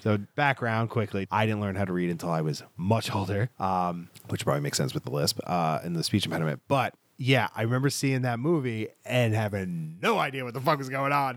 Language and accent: English; Scotland, United Kingdom; I'm Scottish